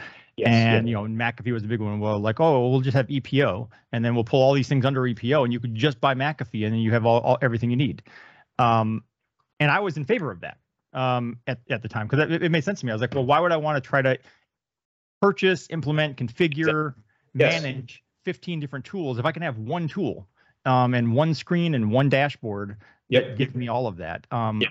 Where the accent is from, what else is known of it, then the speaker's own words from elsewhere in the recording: Texas, United States; me not wanting to be identified as Texan